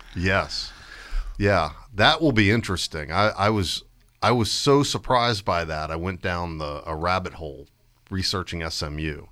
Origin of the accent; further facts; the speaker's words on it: Stafford, Virginia, United States; when I grew up in Stafford in the seventies and eighties